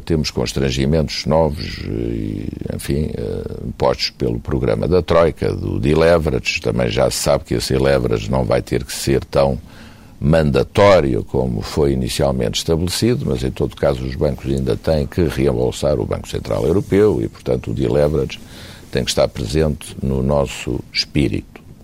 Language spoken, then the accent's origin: Portuguese; Portugal; como portugueses nós temos a obrigação de fazer tudo para ajudar o nosso país